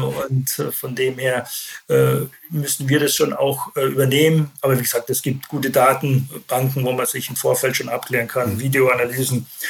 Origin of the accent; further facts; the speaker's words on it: Landshut, Bavaria, Germany; moved away; also born or lived in Saarbrücken / Leverkusen / Düsseldorf / Gelsenkirchen; geboren in Landshut, das liegt in Bayern